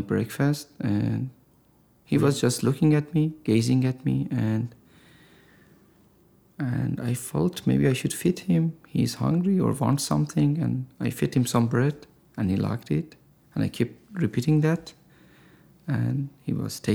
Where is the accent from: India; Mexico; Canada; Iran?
Iran; Tehran, Tehran Province; moved away as an adult; now in San Diego, United States; I was born and raised in Tehran